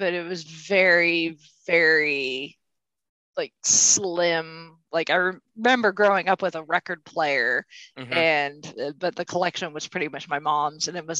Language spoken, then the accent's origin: English; Indiana, United States; Well, I'm a native Hoosier.